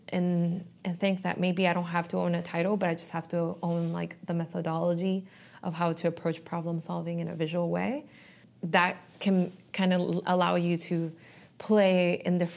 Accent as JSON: {"language": "English", "town": "Miami", "region": "Florida", "country": "United States", "said": "I'm honestly from a lot of different places, but I feel very confident now in saying that I am from Miami."}